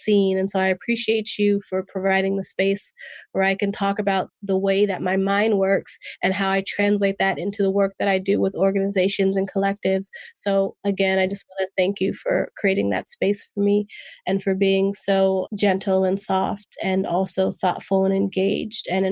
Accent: Oakland, California, United States; first language English; I grew up in West Oakland, which is situated between three major highways and next to a port.

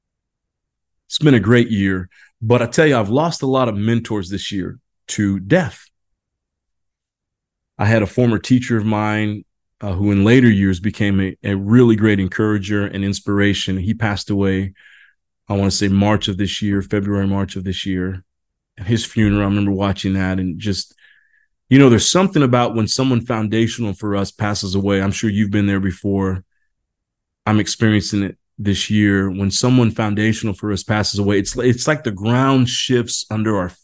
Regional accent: Indiana, United States; moved away; I grew up in Indiana, basketball, Hoosier country

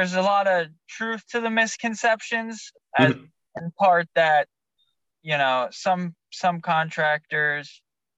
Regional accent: Nutley, New Jersey, United States; also born or lived in Long Valley, New Jersey / Santa Cruz, California; now in Naples, United States; I was born in New Jersey

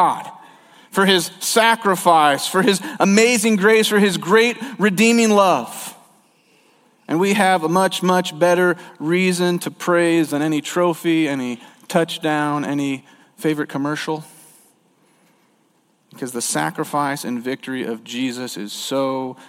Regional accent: St. Louis, Missouri, United States; moved away; I actually lived in St. Louis. That's what I consider my hometown

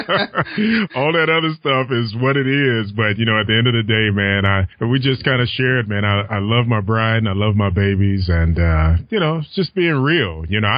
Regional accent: Alabama, United States; moved away; also born or lived in Toledo, Ohio; I actually was born and raised in Alabama, and then went to Toledo, Ohio.

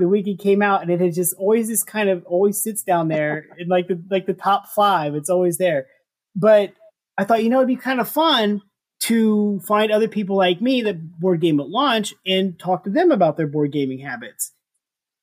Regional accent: St. Louis, Missouri, United States; I'm from St. Louis

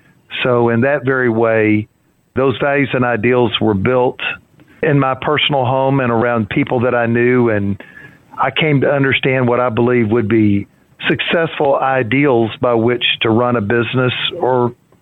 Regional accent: Orange, Texas, United States; Well, it was the center of my world for many years, and frankly, it provided me with a good home.

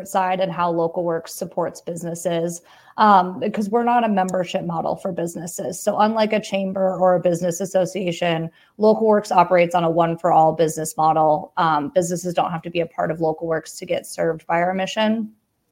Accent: Wheat Ridge, Colorado, United States; I was born and raised in Wheat Ridge, born and raised in Jeffco

